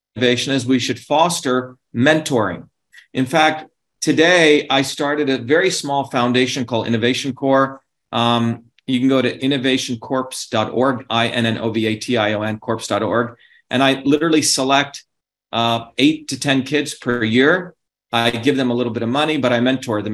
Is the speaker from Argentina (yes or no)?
no; India; now in United States; where I grew up in India in our village